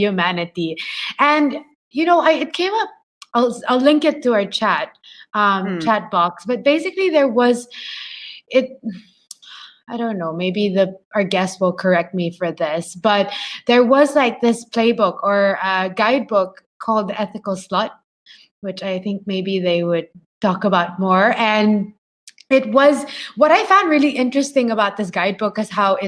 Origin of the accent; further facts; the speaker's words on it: Philippines; moved away; I come from the Philippines